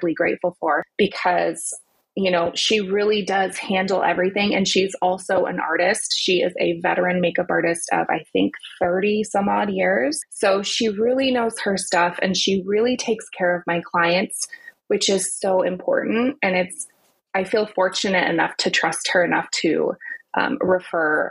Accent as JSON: {"language": "English", "country": "United States", "also_born_or_lived": "Southern California / North East England / Napa Valley", "said": "us Americans"}